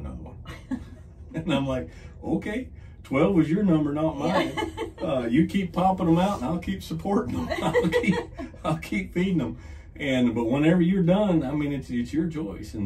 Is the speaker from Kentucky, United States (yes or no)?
yes; Kentucky, United States; I came from a very large extended family. From the same area there in Kentucky.